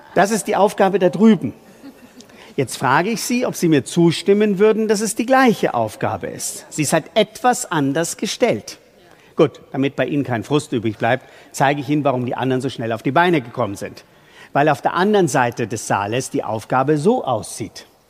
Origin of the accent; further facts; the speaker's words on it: Bavaria, Germany; bei uns in Bayern